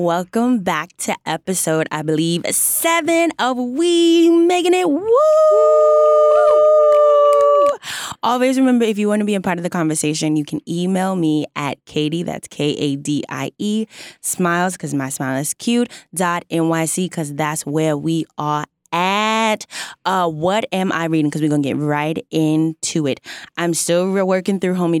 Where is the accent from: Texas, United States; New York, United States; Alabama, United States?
Texas, United States; I'm from Texas